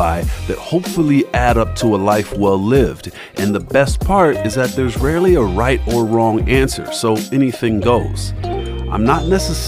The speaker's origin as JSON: {"language": "English", "town": "Denver", "region": "Colorado", "country": "United States", "tie": "born or raised there", "also_born_or_lived": "Kentucky", "moved": "yes", "lives_now": "Los Angeles, United States", "said": "I was born in Kentucky, raised in Denver, Colorado, and professionally vetted on the soft, welcoming, and ever so gentle streets of Los Angeles"}